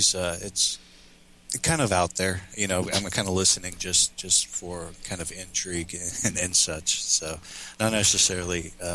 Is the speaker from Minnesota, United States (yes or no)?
yes; Minnesota, United States; accent: Minnesotan; I did in my Minnesotan accent